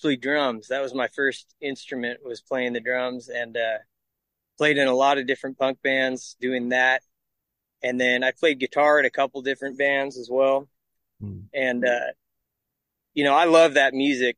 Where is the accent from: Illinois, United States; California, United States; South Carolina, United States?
California, United States; growing up in California